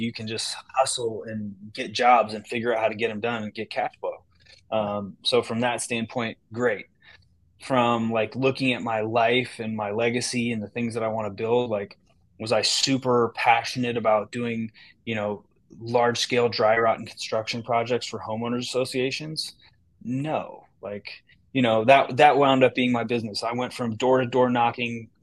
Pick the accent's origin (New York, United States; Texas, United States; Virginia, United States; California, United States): California, United States; Northern; moved away as an adult; now in Michigan, United States; I come from Northern California